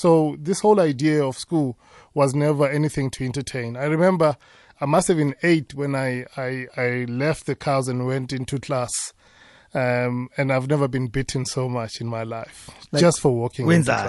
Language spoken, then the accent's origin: English; Amersfoort, Mpumalanga, South Africa; also born or lived in Ermelo; I grew up in Tahakral, Tahakral is just in that one horse town called Amersfoort